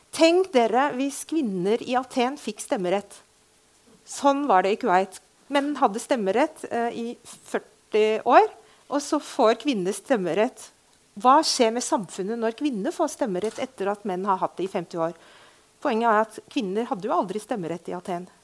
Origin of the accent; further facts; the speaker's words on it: Beirut, Beirut Governorate, Lebanon; also born or lived in Fredrikstad, Norway; now in Norway; jeg er født og oppvokst i Beirut. Ble Fredrikstad-jente etter krigen